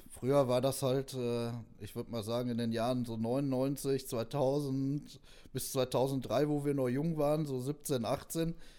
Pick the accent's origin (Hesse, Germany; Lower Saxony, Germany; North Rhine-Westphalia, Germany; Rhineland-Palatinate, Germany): North Rhine-Westphalia, Germany; Neheim; wir kommen aus Neheim